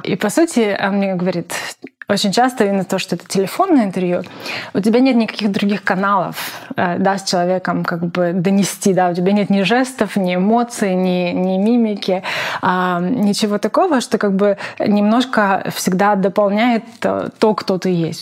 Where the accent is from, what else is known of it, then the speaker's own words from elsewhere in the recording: Zaporizhzhia, Zaporizhzhia Oblast, Ukraine; moved away as an adult; also born or lived in Kyiv, Ukraine; я из Запорожья